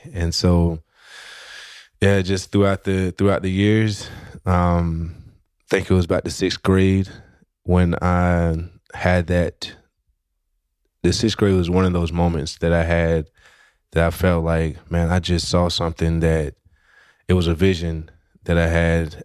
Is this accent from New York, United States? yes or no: no; West Tennessee, United States; originally I'm from Tennessee and, uh, not just from Tennessee, but I'm from a small town in West Tennessee